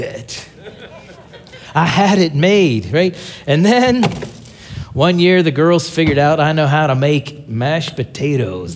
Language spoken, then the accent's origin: English; Pittsburgh, Pennsylvania, United States; now in Tulsa, United States; I'm from Tulsa, Oklahoma. Uh, originally, I'm from Pittsburgh, Pennsylvania